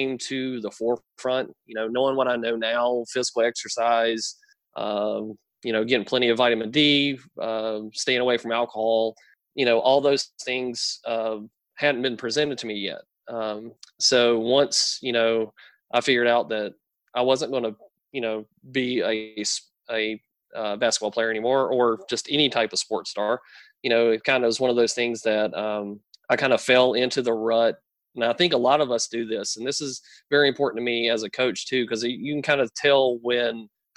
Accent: North Carolina, United States; where I grew up, I grew up in a small town in North Carolina.

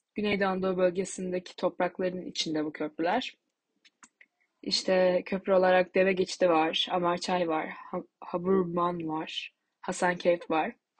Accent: Tokat, Turkey; moved away; Ben Tokatlıyım.

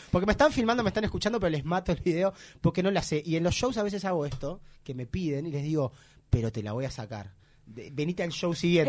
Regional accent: Uruguay; I'm from Uruguay

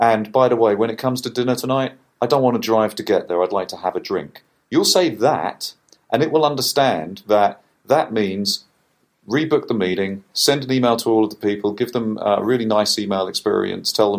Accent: United Kingdom; as a Brit

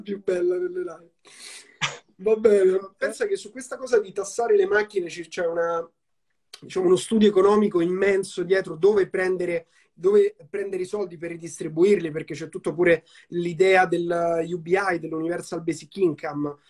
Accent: Rome, Lazio, Italy; io sono cresciuto a Roma

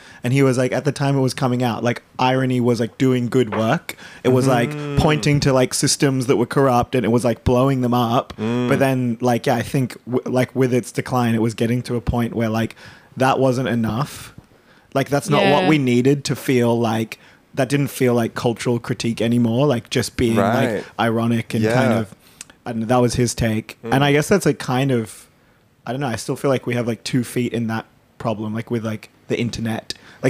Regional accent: Queensland, Australia; moved away; I grew up in Queensland

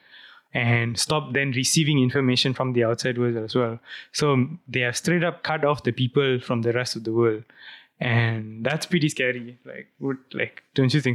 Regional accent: Malaysia; as a Malaysian

